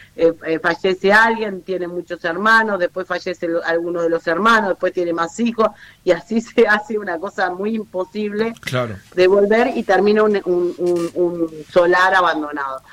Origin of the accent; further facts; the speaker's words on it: Montevideo, Uruguay; somos montevideanos